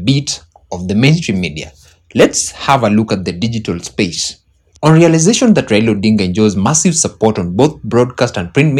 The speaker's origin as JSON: {"language": "English", "country": "Kenya", "said": "I'm a Kenyan independent journalist."}